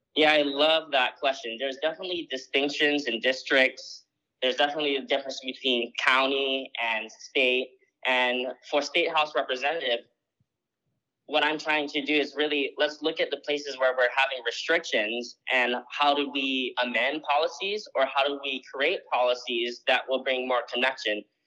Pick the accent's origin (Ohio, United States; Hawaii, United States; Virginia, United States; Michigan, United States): Hawaii, United States; Maui; I grew up on Maui my whole life